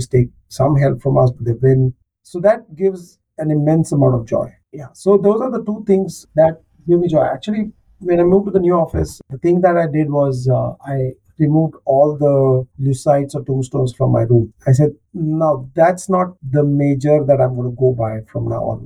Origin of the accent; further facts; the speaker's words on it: Kolhapur, Maharashtra, India; now in Mumbai, India; Kolhapur, my hometown.